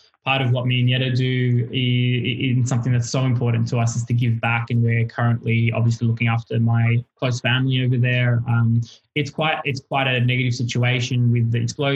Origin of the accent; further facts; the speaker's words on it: Australia; also born or lived in Lebanon; I was born here